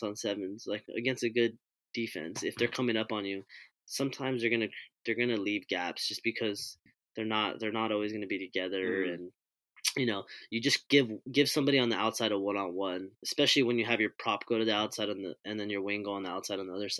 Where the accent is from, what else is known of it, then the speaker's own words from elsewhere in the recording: Hawaiian Gardens, California, United States; with the Hawaiian Garden stuff, I kind of grew up playing